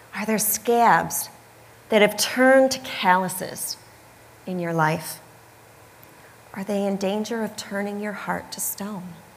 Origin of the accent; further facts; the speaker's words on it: Michigan, United States; moved away; I grew up in Michigan